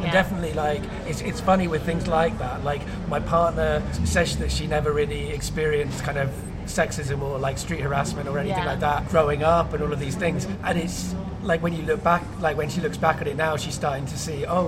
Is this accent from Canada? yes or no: no; Cardiff, Wales, United Kingdom; I mean, I grew up in Cardiff, and it's a multicultural city.